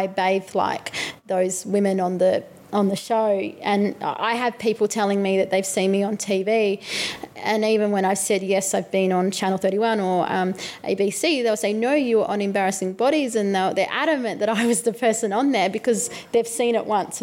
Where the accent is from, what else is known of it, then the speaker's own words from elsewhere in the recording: Albury, New South Wales, Australia; moved away; my hometown of Albury, which is quite not diverse, and hence why I left